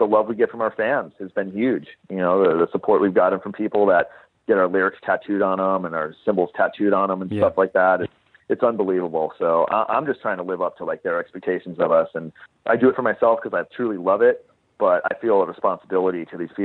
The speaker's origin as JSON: {"language": "English", "region": "Southern California", "country": "United States", "tie": "born or raised there", "said": "growing up in Southern California"}